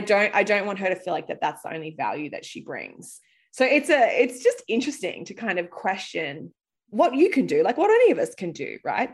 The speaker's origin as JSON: {"language": "English", "country": "Australia", "tie": "born or raised there", "also_born_or_lived": "London", "moved": "as an adult", "lives_now": "United States", "said": "I grew up in Australia"}